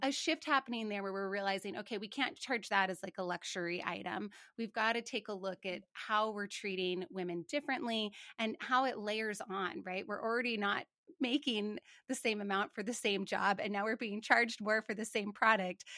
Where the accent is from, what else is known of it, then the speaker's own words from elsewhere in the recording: Montana, United States; I grew up in Montana, and I remember asking my folks how many cattle somebody had